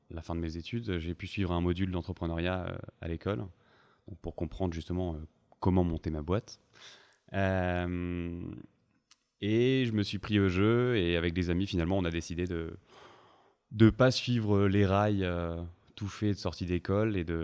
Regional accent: Montpellier, Occitania, France; j'ai 25 ans. je suis originaire de, Montpellier, donc c'est là où, j'ai grandi, où j'ai fait une classe préparatoire en maths, maths physique.

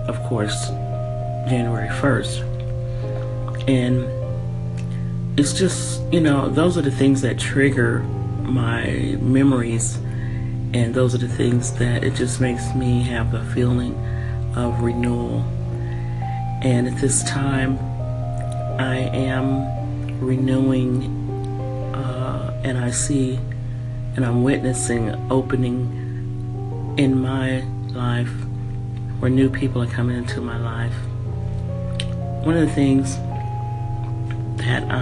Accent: San Francisco, California, United States; moved away as an adult; also born or lived in San Jose, California / Washington State / Denver, Colorado / Bay Area; I'm from California, Northern California. I was brought up in San Francisco and San Jose

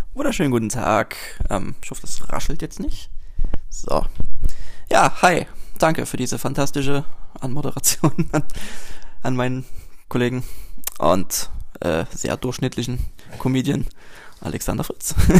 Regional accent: Dresden, Saxony, Germany; ich komme aus Dresden

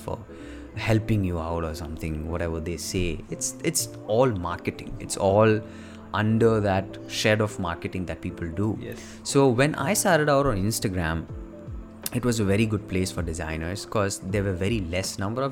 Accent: India; I live with my parents and you have responsibilities as an Indian kid.

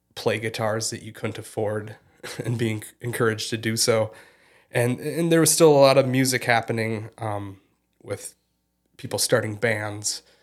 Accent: Fergus Falls, Minnesota, United States; moved away as an adult; also born or lived in Portland, Oregon; I was born and raised in, in Fergus Falls and did, uh, all my schooling in, in the community until I graduated high school.

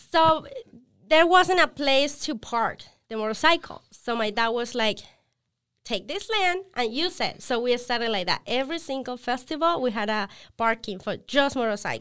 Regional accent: Villavicencio, Meta, Colombia; moved away as an adult; now in United States; I'm from a city named Villavicencio, which is not very known.

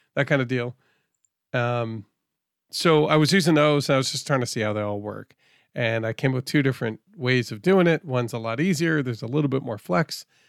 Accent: Northeast, United States; I'm from the Northeast

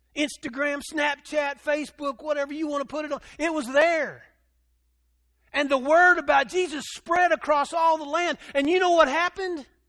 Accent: Dumas, Texas, United States; I grew up in Dumas, Texas, and we are the Dumas demons

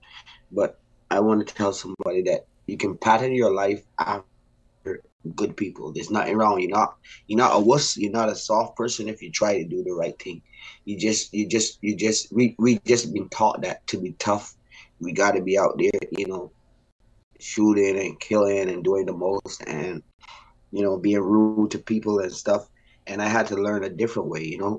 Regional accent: Barbados; I grew up in Barbados

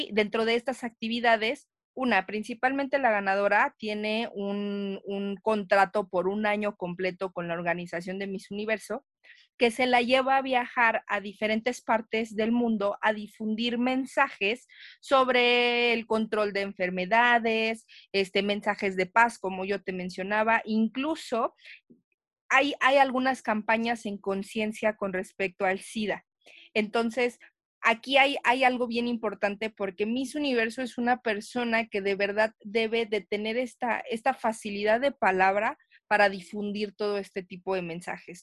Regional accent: Mexico; nosotros como mexicanos

